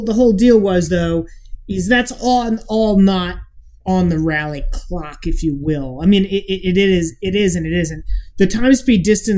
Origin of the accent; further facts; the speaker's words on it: Midwest, United States; We grew up in the Midwest